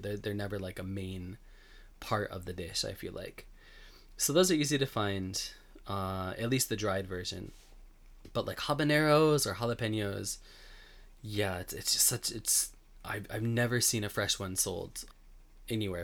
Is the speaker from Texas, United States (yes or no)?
no; Buffalo, New York, United States; moved away as an adult; now in Japan; I grew up in Buffalo